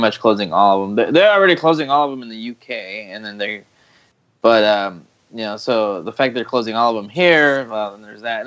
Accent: Texas, United States; my hometown in Texas

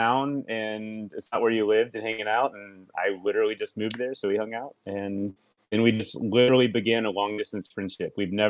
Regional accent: Lilburn, Georgia, United States; moved away as an adult; also born or lived in Atlanta, Georgia / Pasadena, California; now in North Hollywood, United States; I am originally from the South. I'm from Atlanta, Georgia. I was born and raised there. Just outside in a small town called Lilburn. And then I lived in Atlanta for 10 years

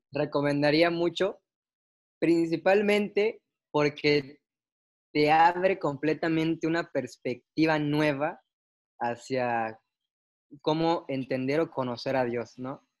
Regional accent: Tapachula, Chiapas, Mexico; now in Mérida, Mexico; Yo soy de Tapachula, pero ando viviendo en Mérida

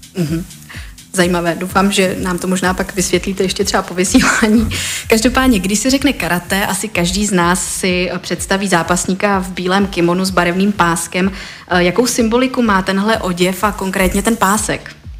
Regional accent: Czechia

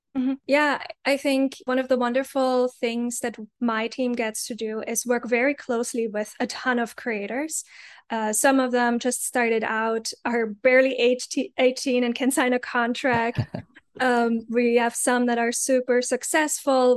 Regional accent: Germany; moved away; I grew up in Germany.

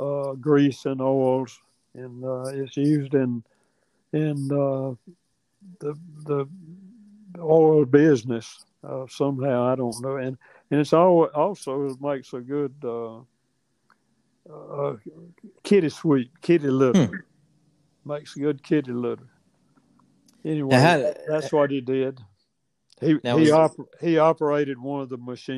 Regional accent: Attapulgus, Georgia, United States; I was born in Attapulgus

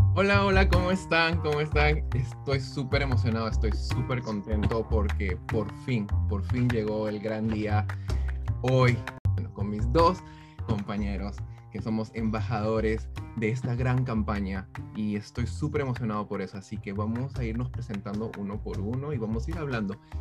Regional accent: Peru; moved away as an adult; also born or lived in Brooklyn, United States; now in United States; Soy peruano, este, tengo ya 32 años. vine aquí a Estados Unidos como hace 13 años aproximadamente de, de Perú

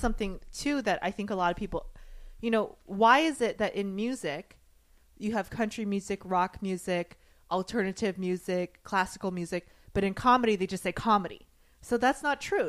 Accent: the South, United States; I grew up in the South

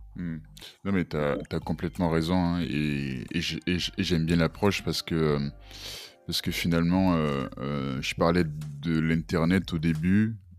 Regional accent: Benin; moved away as an adult; now in France; je suis béninois, j'ai grandi au Bénin jusqu'à jusqu'à jusqu'à mes 18-19 ans. Euh, après, je, suis venu en France

